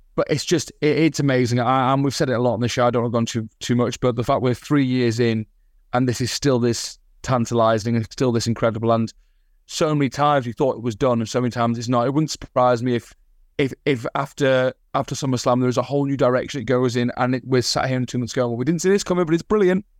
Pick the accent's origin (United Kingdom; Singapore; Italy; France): United Kingdom; the north of England; moved away as an adult; now in Australia; I am Northern English